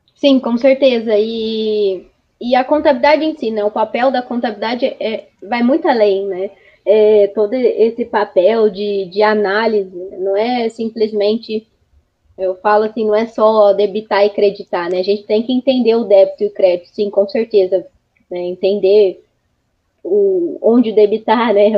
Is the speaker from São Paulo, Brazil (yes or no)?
yes; Araras, São Paulo, Brazil; also born or lived in Ribeirão Preto; eu nasci em Araras, e minha família morava em Arara.